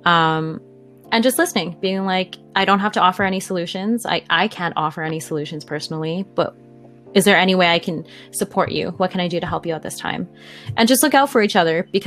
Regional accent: Canada; As a Canadian

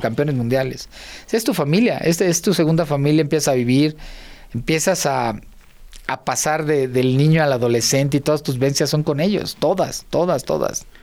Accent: Unidad Cuauhtémoc, near Tlalnepantla, State of Mexico, Mexico; todo lo que vi un niño desde los cinco años en adelante, ahí lo aprendí

